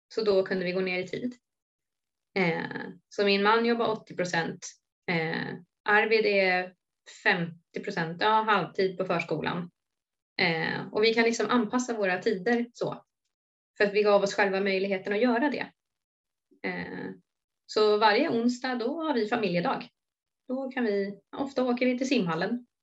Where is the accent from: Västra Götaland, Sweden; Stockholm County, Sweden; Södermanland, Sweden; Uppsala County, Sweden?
Stockholm County, Sweden; Sorunda; also born or lived in Solna; flyttade ner till Sorunda då, där jag också är uppväxt